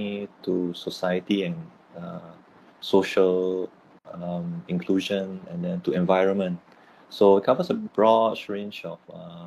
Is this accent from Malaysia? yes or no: yes; Penang, Malaysia; moved away as an adult; also born or lived in Tehran, Iran / Singapore; now in Kuala Lumpur, Malaysia; I'm from Penang. So I'm based in Kuala Lumpur right now, but I'm Penang